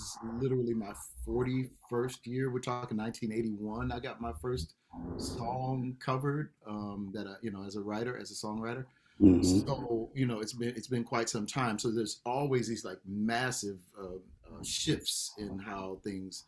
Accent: Los Angeles, California, United States; now in Atlanta, United States; on KJLH or, you know, y'all in my hometown

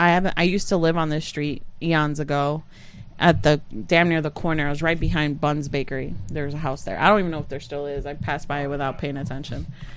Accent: Puerto Rico; born or raised there; now in Utica, United States

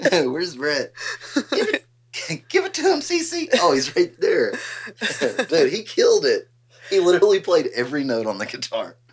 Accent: Huffman, Texas, United States; I'm from Huffman

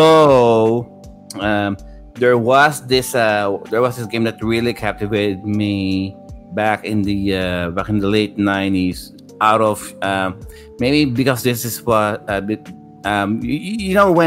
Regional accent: Philippines; growing up in the Philippines in the 90s

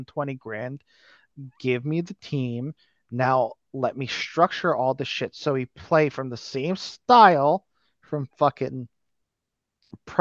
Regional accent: United States; I'm American

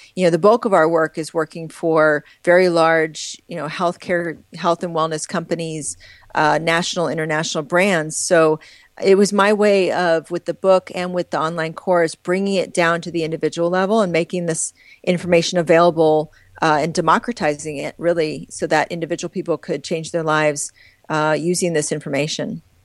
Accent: Midwest, United States; growing up in the Midwest, in the US

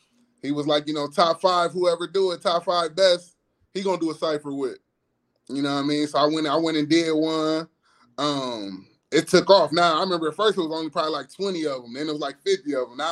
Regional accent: Peoria, Illinois, United States; Because I got niggas who I grew up with in Peoria who I think nice who'd have moved away.

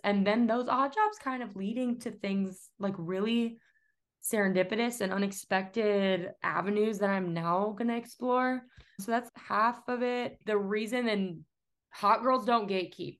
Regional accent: Atlanta, Georgia, United States; moved away; I'm from Atlanta

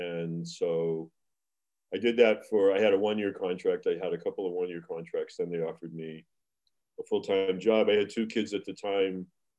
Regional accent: Beverly, Massachusetts, United States; I grew up in Beverly, Massachusetts, big Catholic, Irish, French, Canadian, Italian

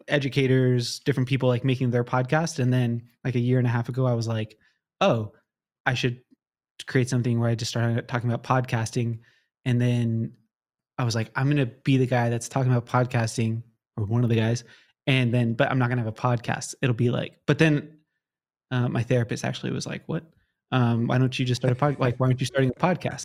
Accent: Southern California, United States; I, like, born and raised in Southern California

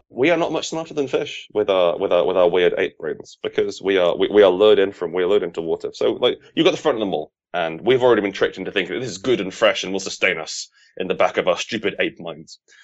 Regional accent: United Kingdom; as a Brit

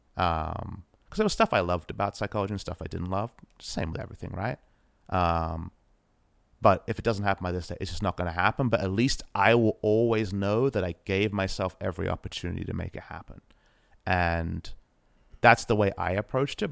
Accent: Australia; as an Aussie boy

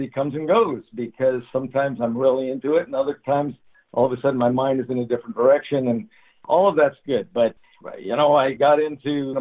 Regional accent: San Jose, California, United States; I grew up in San Jose, California.

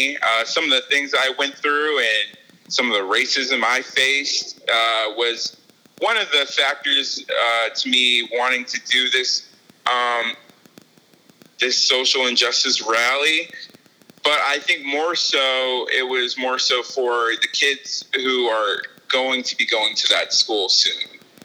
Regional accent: Boone, North Carolina, United States; I will say that I grew up in Boone because that's where I learned a lot of my life lessons.

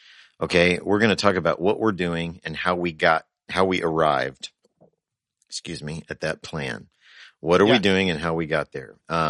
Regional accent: the South, United States; now in Wisconsin, United States; Now, I grew up Pentecostal and in the South, so I have seen many things, but this was definitely a first, and I now live in Wisconsin.

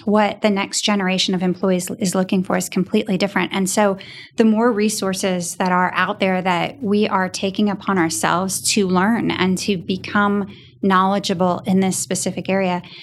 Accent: New Hampshire, United States; a little girl growing up in New Hampshire

